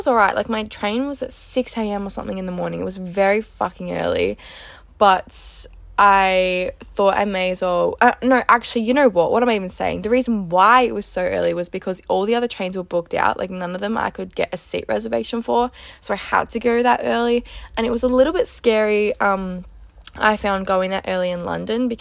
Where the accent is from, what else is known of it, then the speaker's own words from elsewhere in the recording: Melbourne, Victoria, Australia; I'm originally from Melbourne